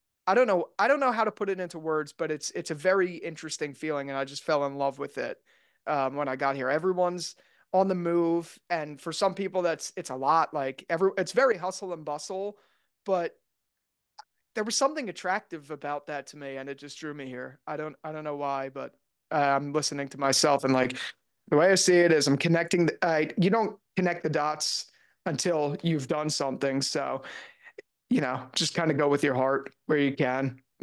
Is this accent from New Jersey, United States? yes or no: yes; New Jersey, United States; now in New York City, United States; Yeah, I grew up in New Jersey. I lived like right outside of Philadelphia. So I spent, you know, my whole life there. And I actually never wanted to live in the city.